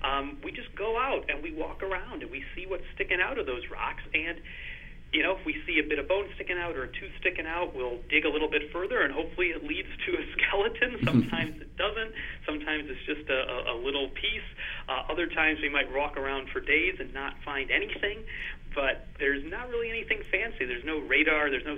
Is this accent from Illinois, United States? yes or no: yes; Northern Illinois, United States; moved away as an adult; now in Edinburgh, United Kingdom; I grew up in the Midwest in the U.S. and Northern Illinois